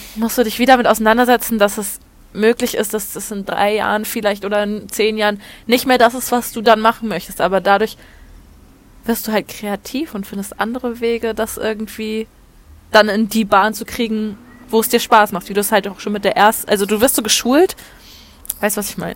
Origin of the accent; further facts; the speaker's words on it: Hamburg, Germany; moved away as an adult; now in Olten, Switzerland; Ich komme ursprünglich aus Hamburg, wohne jetzt in der Schweiz, im beschaulichen Alten